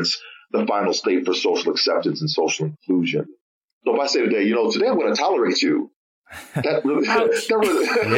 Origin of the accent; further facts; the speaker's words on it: Oak Park, Illinois, United States; we grew up in the Chicagoland area, Oak Park, Illinois.